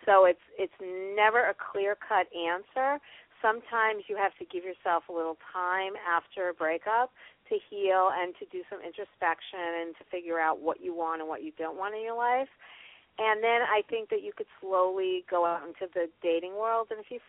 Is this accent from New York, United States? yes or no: yes; New York, United States; And I'm from New